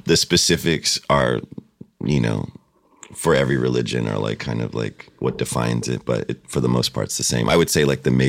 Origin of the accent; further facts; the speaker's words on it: Ontario, California, United States; Where'd right. you grow up? Ontario. Oh. Not, oh. not Canada, not the one that everyone always thinks.